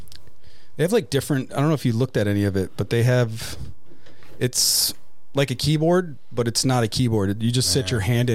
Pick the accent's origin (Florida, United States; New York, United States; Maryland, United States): New York, United States; I was born in New York.